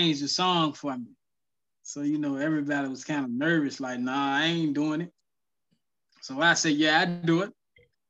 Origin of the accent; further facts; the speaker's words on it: Portsmouth, Virginia, United States; I was born and raised in Portsmouth